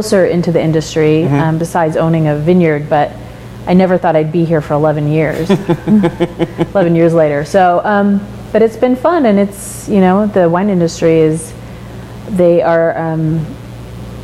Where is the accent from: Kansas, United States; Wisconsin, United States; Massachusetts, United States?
Kansas, United States; moved away as an adult; now in Oregon, United States; I am from Kansas, and it's not as backwoods as people on the coast